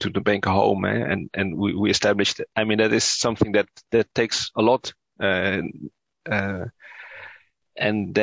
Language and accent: English; Utrecht, Netherlands; I grew up in the Netherlands, but yeah, of course, my parents are from Indonesia